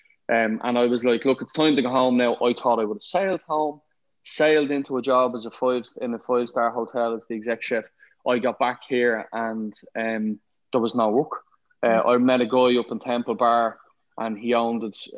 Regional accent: Ireland; I ended up being the exec chef in a 5-star hotel in my hometown

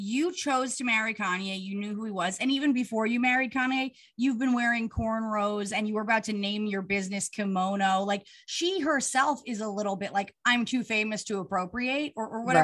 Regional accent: New York, United States; I'm from New York

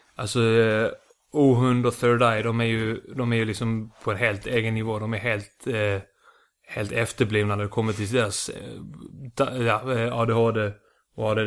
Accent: Lund, Skåne, Sweden; accent: Lund Scanian; also born or lived in Iceland / Malmö; Flyttade hit när jag var sju, bodde i Lund i tio år. Mm. Fick den här Lunda, Lunda skånskan

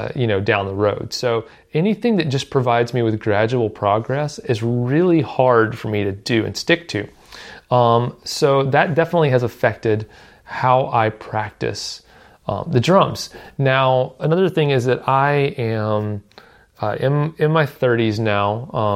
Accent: Southern United States, United States; I live in Nashville, and I've kind of lived in the southern U.S. my whole life, so my accent doesn't come out very much most of the time.

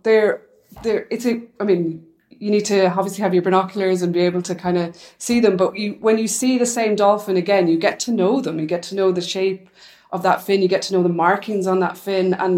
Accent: Ireland; moved away; I'm from Ireland

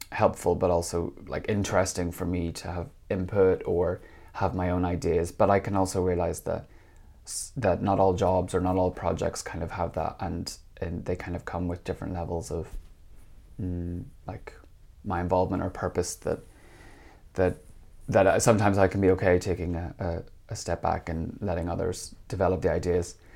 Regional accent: Northern Ireland, United Kingdom; moved away as an adult; also born or lived in England / Copenhagen, Denmark; now in Finland; I'm, uh, Northern Irish, uh, which is, um, the northern part of Ireland

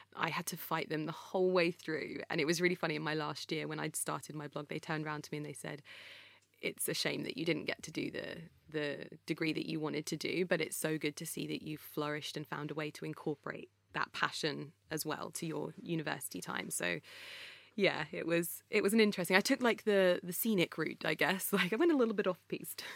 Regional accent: Croxley Green, East of England, United Kingdom; It was me, my brother, and my mum living in a little house in a place called Croxley Green

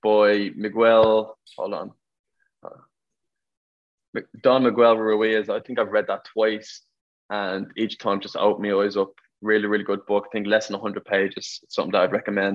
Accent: Ireland; moved away as an adult; also born or lived in West Palm Beach, Florida / Pennsylvania / Madison / Memphis; now in United States; we learned it all through Gaelic

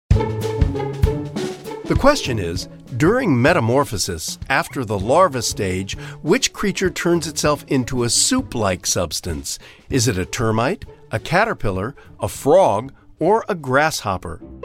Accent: Ohio, United States; I'm from Ohio

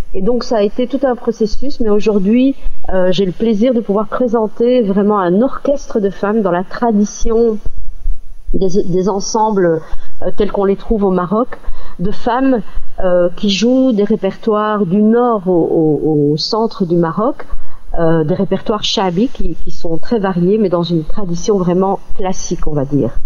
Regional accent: Belgium; je suis d'origine marocaine, je suis née en Belgique

